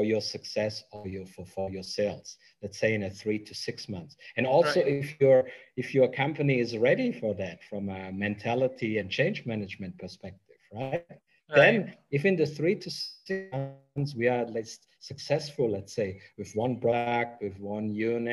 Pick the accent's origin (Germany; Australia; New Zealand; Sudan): Germany; English is a second language; moved away as an adult; also born or lived in United Kingdom / Mexico; now in Vietnam; I'm originally from Germany